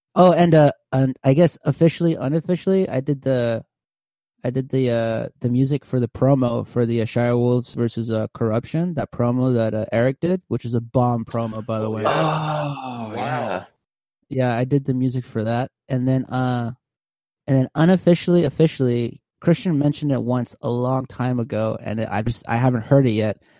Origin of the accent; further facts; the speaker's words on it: California, United States; moved away as an adult; now in Houston, United States; I'm originally from California, so I graduated high school, moved to Texas